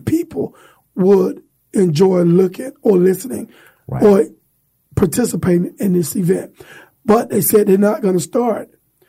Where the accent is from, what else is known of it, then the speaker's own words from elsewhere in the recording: Florida, United States; now in Alabama, United States; that's my hometown.